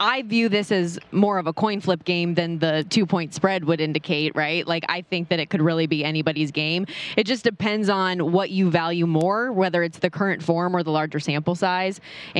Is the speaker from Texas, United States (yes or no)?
no; Las Vegas, Nevada, United States; I born and raised in Las Vegas